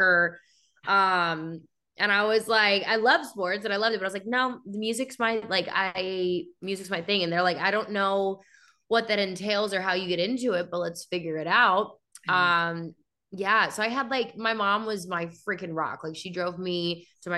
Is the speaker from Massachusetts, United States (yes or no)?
no; Allen, Texas, United States; born or raised there; also born or lived in Chattanooga, Tennessee